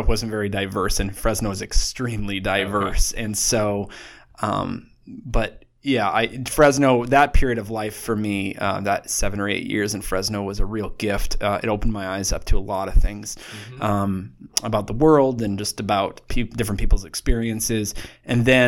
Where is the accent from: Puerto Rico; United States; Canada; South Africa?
Canada; Saskatoon, Saskatchewan; I grew up in Saskatoon, Saskatchewan, Canada